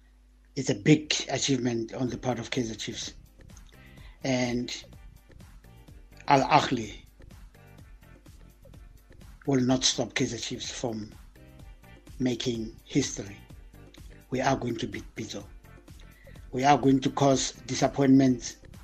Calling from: Burgersfort, Limpopo, South Africa; This is …. I'm calling you from Beggersford.

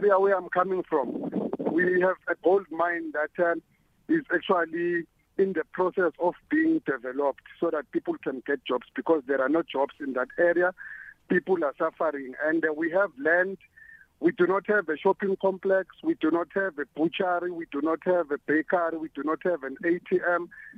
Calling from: Ekulindeni, Mpumalanga, South Africa; I'm calling from Ekulindeni Township, which is in Mpumalanga, not very far from Swaziland, in the eastern border.

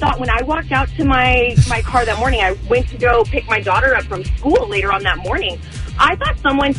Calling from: Corona, California, United States; I'm calling from Corona.

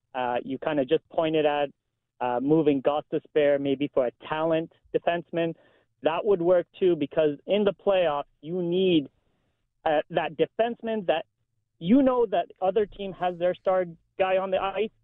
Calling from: Windsor, Ontario, Canada; I'm calling from Little Windsor here.

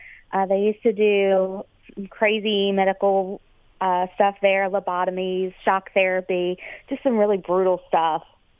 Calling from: Suffolk, Virginia, United States; Suffolk, Virginia.

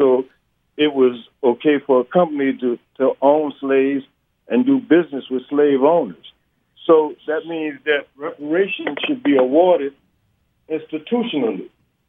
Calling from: Atlanta, Georgia, United States; I'm calling from Atlanta.

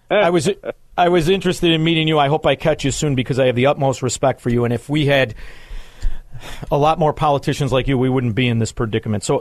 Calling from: Florida, United States; Yeah, I'm broadcasting from Southwest Florida. I moved.

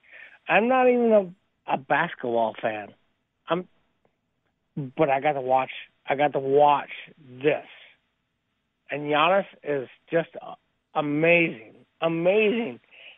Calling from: La Crescent, Minnesota, United States; La Crescent.

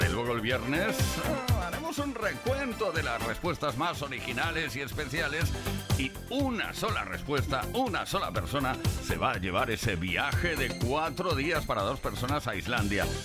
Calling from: Cartagena, Region of Murcia, Spain; de Cartagena.

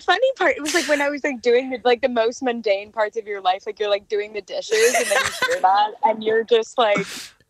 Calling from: Los Angeles, California, United States; I'm calling from LA.

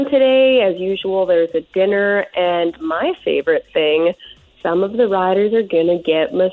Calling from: Courtenay, British Columbia, Canada; I'm calling you from Courtenay this morning.

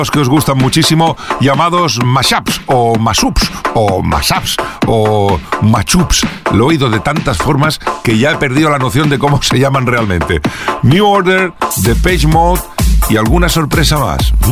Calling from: Pamplona, Navarre, Spain; de Pamplona

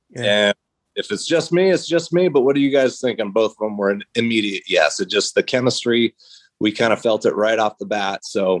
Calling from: Berrien, Washington, United States; I am coming from here in Berrien, Washington, and I play the drums and do backup vocals.

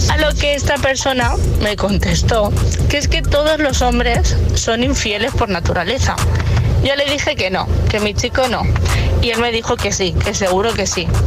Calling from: Valencia, Valencian Community, Spain; Hola, buenos días. … de Valencia.

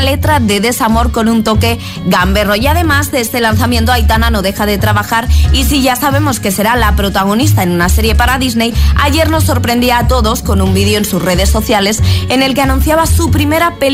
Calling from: Tenerife, Canary Islands, Spain; desde Tenerife.

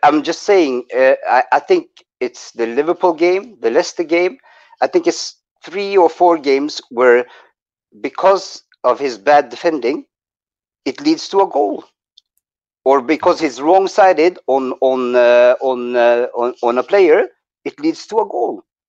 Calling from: Norway; I'm calling from Norway, man.

